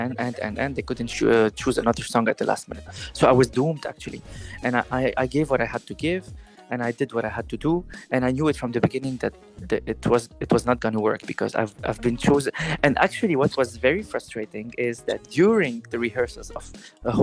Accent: Lebanon; moved away; also born or lived in Paris, France; I'm a Levantine guy. I come from the Levant. I've been raised in a Greek, Turkish, Lebanese family of many origins

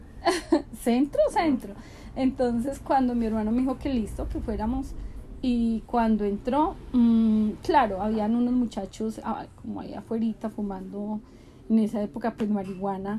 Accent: Pereira, Risaralda, Colombia; also born or lived in Bogotá; cuando tenía 19 años me fui a vivir a Bogotá con mi hermano mayor, porque acá en Pereira imposible, primero mi papá no me dejaba

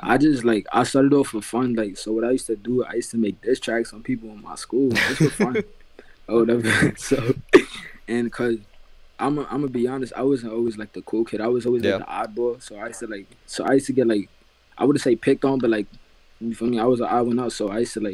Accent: New York, United States; I'm from New York

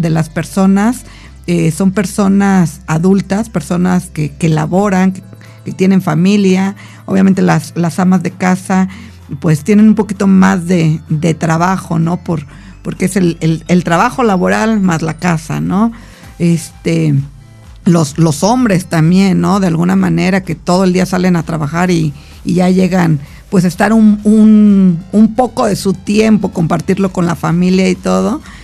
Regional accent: Mexico; como buen mexicano

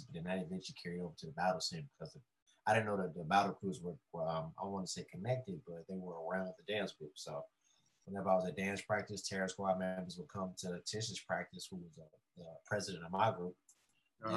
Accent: Chicago, Illinois, United States; I'm from Chicago, Southwest side. I'm from the South Side, but it's 63rd and like Kids, so it's way west.

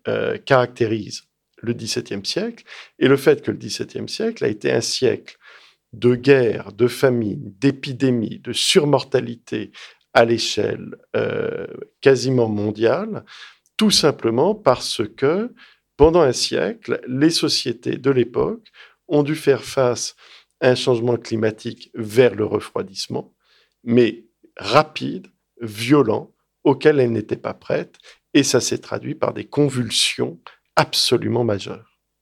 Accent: Lyon, Auvergne-Rhône-Alpes, France; also born or lived in Washington; j'ai grandi à Lyon

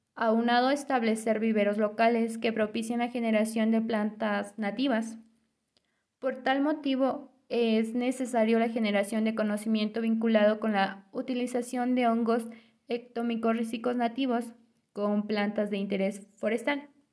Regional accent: Temascalcingo, State of Mexico, Mexico; Yo soy originaria de la comunidad de San Mateo el Viejo, municipio de Temascalcingo, Estado de México

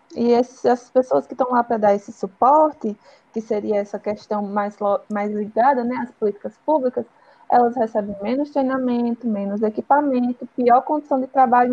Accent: Northeast Region, Brazil; Sou nordestina

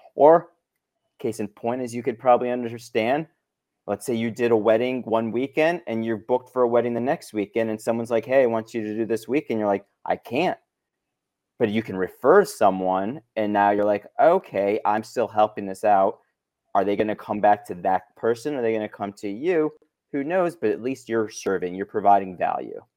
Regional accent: Chicago, Illinois, United States; moved away as an adult; now in Los Angeles, United States; born and raised in Chicago, came out to L A for college, never left

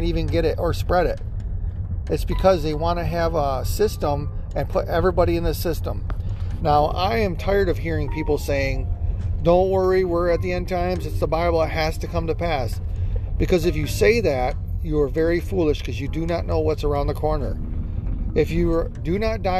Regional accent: United States; We're Christians, we're American Christians

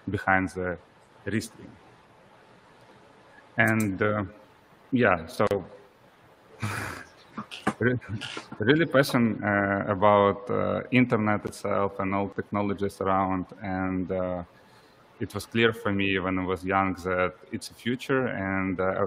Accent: Ukraine; I'm originally from Ukraine

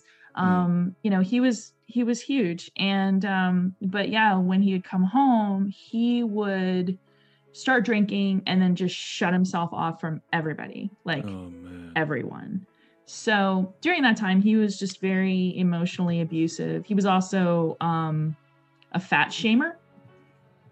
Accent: Tampa, Florida, United States; also born or lived in Hudson, Florida; So I was raised in Tampa, but when we grew up was this place called Brandon, which is like a suburb of Tampa

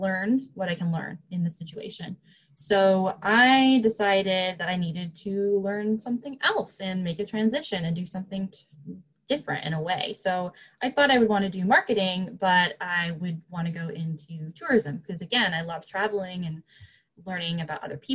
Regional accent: Canada; I'm Canadian

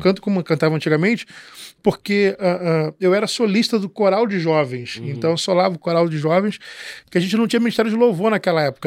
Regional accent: São João de Meriti, Rio de Janeiro, Brazil; Eu sou de São João de Meriti, é. Baixada Fluminense

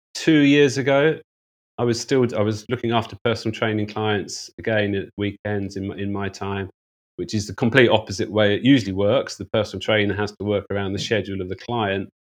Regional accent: United Kingdom; moved away as an adult; also born or lived in Hong Kong; as a Brit

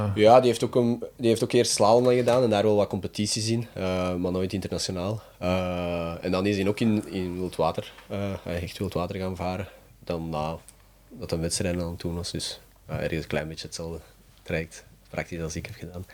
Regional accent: Mechelen, Flanders, Belgium; ik ben altijd van Mechelen geweest, dus ik ben hier opgegroeid.

